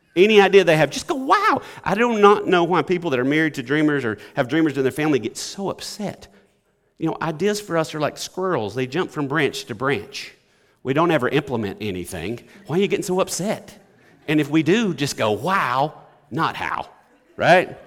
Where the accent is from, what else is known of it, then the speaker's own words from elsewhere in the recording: Alabama, United States; now in Batesville, United States; I grew up in Alabama